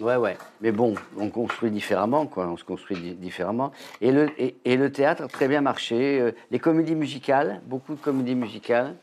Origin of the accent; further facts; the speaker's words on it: Avignon, Provence-Alpes-Côte d'Azur, France; accent: sud-est; moved away as an adult; je suis d'Avignon